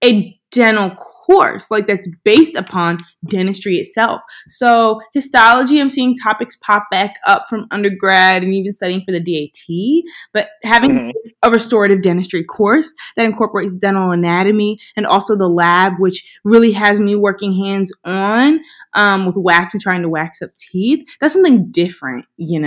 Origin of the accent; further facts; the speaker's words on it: Philadelphia, Pennsylvania, United States; I'm from Philly, and I wanted to come back to a community that helped raise me